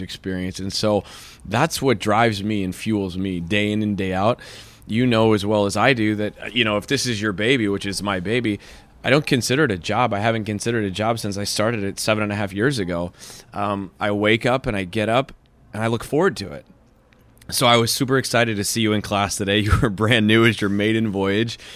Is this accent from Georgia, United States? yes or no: no; Kansas City, Missouri, United States; moved away as an adult; also born or lived in Chicago; now in West Hollywood, United States; Born and raised Kansas City, Missouri